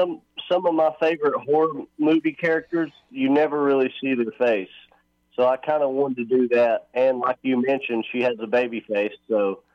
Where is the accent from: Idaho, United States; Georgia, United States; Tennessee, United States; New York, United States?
Tennessee, United States; moved away as an adult; Well, I'm from Tennessee, but I moved out west for movie making